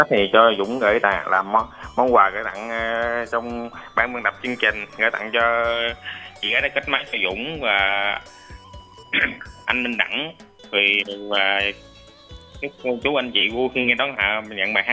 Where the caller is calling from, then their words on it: Vung Liem, Vinh Long, Vietnam; Dạ thưa chị, em uh, kết nối từ huyện Dũng Liêm, tỉnh Vĩnh Long thưa chị.